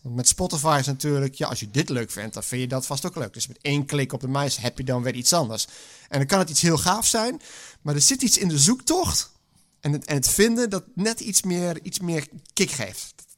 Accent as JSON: {"language": "Dutch", "region": "Friesland", "country": "Netherlands", "tie": "born or raised there", "said": "Ik ben geboren in Friesland. Maar op Friesland zat ik op een Rooms-Katholieke school"}